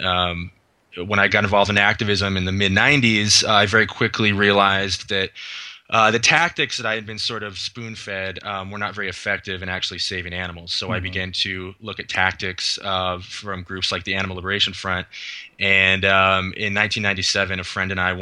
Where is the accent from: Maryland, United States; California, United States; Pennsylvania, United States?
California, United States; Los Gatos; moved away; also born or lived in Mercer Island, Washington; I grew up in Silicon Valley, Los Gatos, California